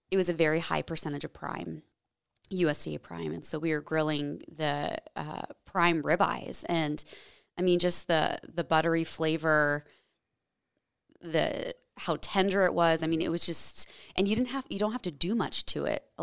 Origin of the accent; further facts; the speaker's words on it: Washington, United States; also born or lived in Germany; So I'm from the Washington State area. I guess it, I claim it as home. Um, my dad was Air Force, so we moved around, lived overseas for a few years in Germany uh, when I was, was when I was younger.